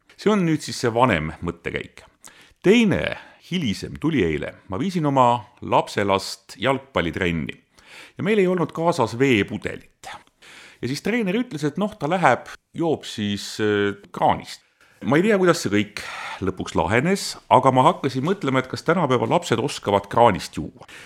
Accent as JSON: {"language": "Estonian", "town": "Tallinn", "region": "Harju County", "country": "Estonia", "tie": "born or raised there", "said": "mina kasvasin Mustamäe Panelkas, hiljem Õismäel"}